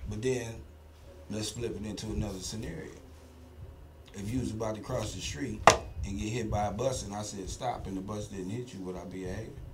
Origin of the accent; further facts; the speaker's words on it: Akron, Ohio, United States; now in Houston, United States; I'm from Akron, Ohio